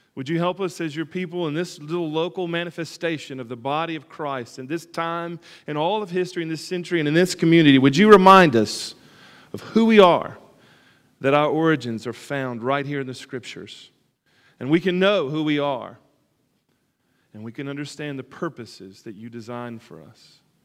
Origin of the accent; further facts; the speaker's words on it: Alabama, United States; moved away; my origins in Alabama and where I come